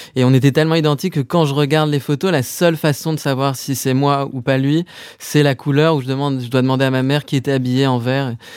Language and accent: French; Paris, Île-de-France, France; j'ai grandi à Paris, dans le 7e arrondissement